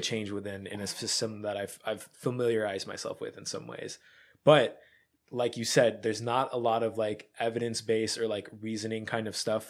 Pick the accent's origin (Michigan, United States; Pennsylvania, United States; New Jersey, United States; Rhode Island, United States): Pennsylvania, United States; I grew up in Bumblefuck, Pennsylvania